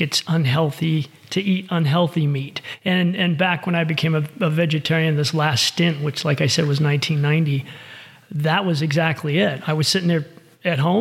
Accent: Fort Lauderdale, Florida, United States; moved away as an adult; now in Reno, United States; I'm born and raised in Florida

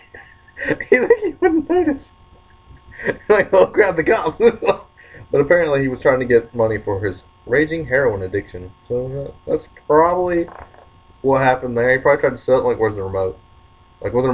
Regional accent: the South, United States; I'm from the South

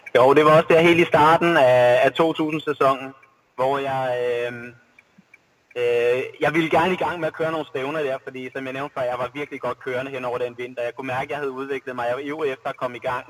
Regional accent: Albertslund, Capital Region of Denmark, Denmark; also born or lived in Plaitas; now in Hillerød, Denmark; i Albertslund, hvor jeg voksede op

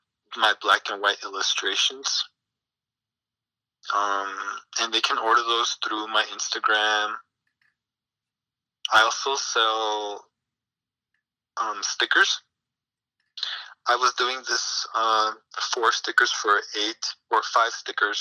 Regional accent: Sacramento, California, United States; moved away as an adult; now in Salinas, United States; I've been living in Salinas for the past 5 years. Originally, I'm from Sacramento

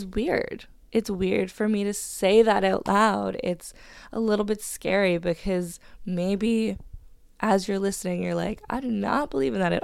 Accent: Hamilton, Ontario, Canada; moved away as an adult; now in Vancouver, Canada; I'm originally from Hamilton

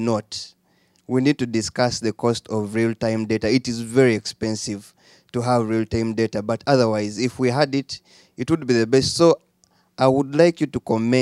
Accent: Uganda; I'm from Uganda, where we have one of the lowest learning, literacy, and proficiency

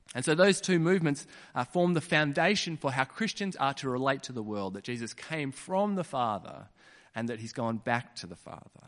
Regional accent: Kununurra, Western Australia, Australia; I was born in Kununurra

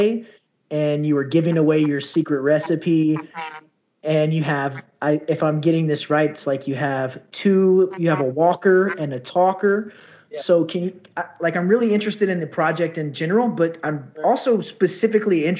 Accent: Houston, Texas, United States; I'm a Houstonian. I'm from Texas

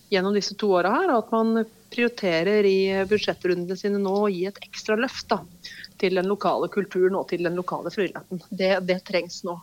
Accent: Hedmarken, Innlandet, Norway; på Hedmarken der jeg kommer fra.

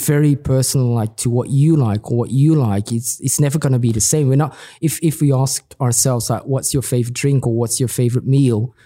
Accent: Belgium; now in Milan, Italy; I'm, I'm from Belgium

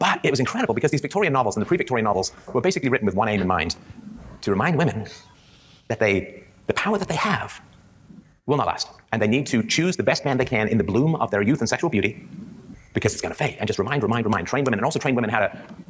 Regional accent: England, United Kingdom; I grew up in England in the 70s

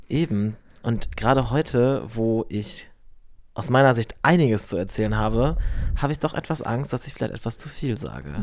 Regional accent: Lower Saxony, Germany; now in Cologne, Germany; nach Niedersachsen, wo ich herkomme

